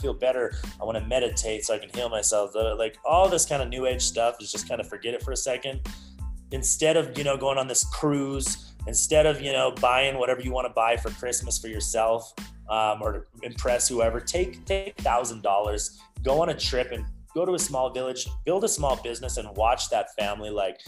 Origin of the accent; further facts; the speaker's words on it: Canada; I was born in Canada, and like we lived at a certain part of my age, we lived with my grandmother in the basement, right?